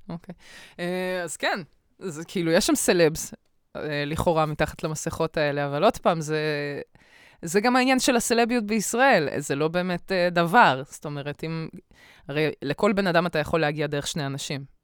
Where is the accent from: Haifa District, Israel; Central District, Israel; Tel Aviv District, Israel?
Tel Aviv District, Israel; Bat Yam; לא גדלתי בבת ים